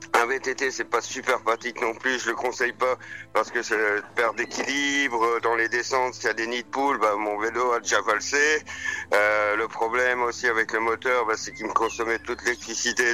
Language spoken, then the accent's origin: French; Maisons-Laffitte, Île-de-France, France; moved away; also born or lived in Belgium; ma mère est belge, euh, mon père est français et je suis né à Maison-Lafitte